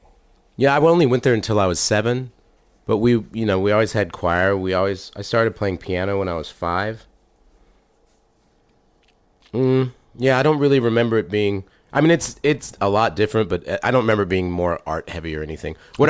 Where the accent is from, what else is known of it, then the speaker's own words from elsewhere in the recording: Washington, United States; also born or lived in Texas / Germany; I was born in Texas, but grew up in Washington in Germany.